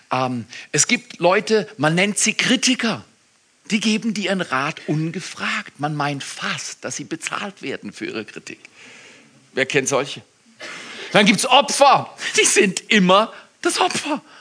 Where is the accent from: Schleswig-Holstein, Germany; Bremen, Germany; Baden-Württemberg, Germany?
Baden-Württemberg, Germany; Ich komme aus dem Schwarzwald. Ich weiß, wie eine Tanne aussieht.